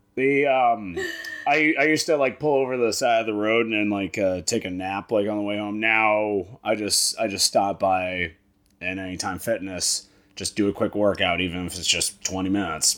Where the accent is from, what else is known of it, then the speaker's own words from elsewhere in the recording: Hyannis, Massachusetts, United States; I am from Cape Cod, Massachusetts. I was born in Hyannis